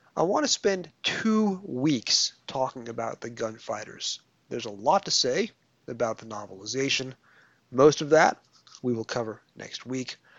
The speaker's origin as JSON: {"language": "English", "region": "New York", "country": "United States", "accent": "New York"}